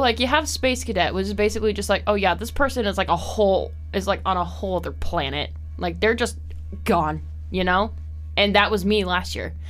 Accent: Belmond, Iowa, United States; also born or lived in Nyack / Mason City; I came from Belmont. I graduated with a class of 48.

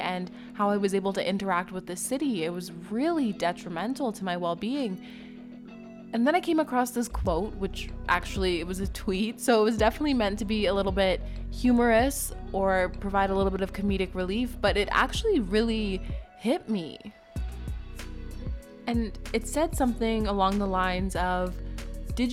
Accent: Moose Jaw, Saskatchewan, Canada; moved away; I did spend the majority of my younger life growing up in rural Saskatchewan.

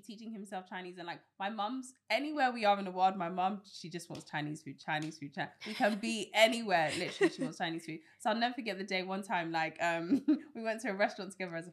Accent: United Kingdom; accent: British; my British accent comes out

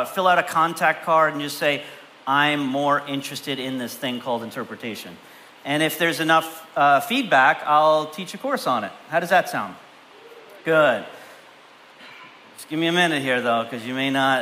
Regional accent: Canada; I grew up in Canada

